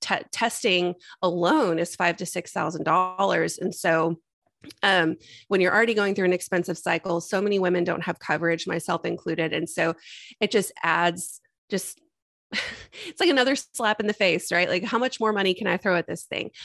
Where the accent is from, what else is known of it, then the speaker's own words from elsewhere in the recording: Texas, United States; also born or lived in Austin, Texas; I was born and raised in Texas, and I've been in Austin since 2005 when I came here for school